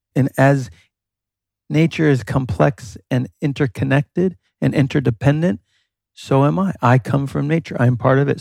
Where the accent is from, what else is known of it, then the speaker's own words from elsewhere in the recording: New York, United States; moved away; growing up in New York